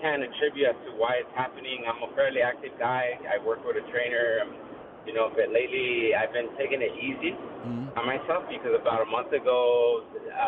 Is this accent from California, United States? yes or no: yes; Bell Gardens, California, United States; I grew up in L.A., specifically in Bell Gardens, so I went to Bell Gardens High School